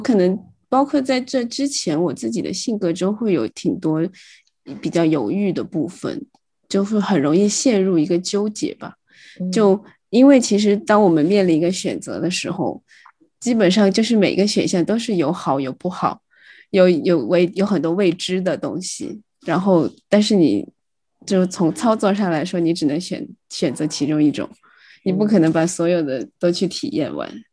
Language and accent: Chinese; Sichuan, China; 听到别人说四川话，然后我就会马上去去跟他们套近乎，我说：“哎，你们也是四川的吗？